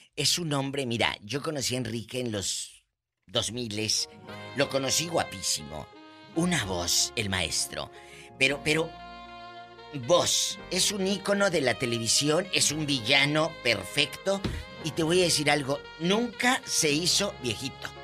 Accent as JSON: {"language": "Spanish", "town": "Matamoros", "region": "Tamaulipas", "country": "Mexico", "tie": "born or raised there", "said": "mi tierra, de Matamoros"}